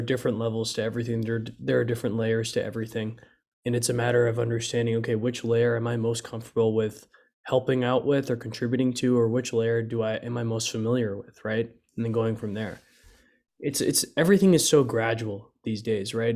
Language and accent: English; Dallas, Texas, United States; also born or lived in McKinney; we're both from Dallas.